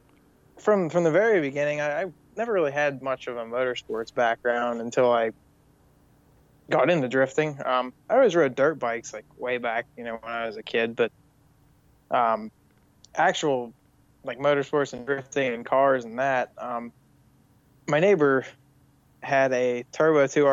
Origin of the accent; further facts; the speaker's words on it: Punxsutawney, Pennsylvania, United States; I'm from Punxsutawney, Pennsylvania, world famous groundhog town